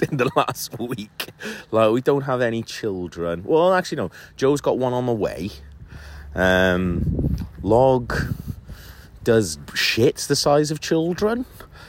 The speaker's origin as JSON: {"language": "English", "region": "Wales", "country": "United Kingdom", "moved": "as an adult", "lives_now": "London, United Kingdom", "said": "Well, I'm from Wales, but I've lived in London for 15 years."}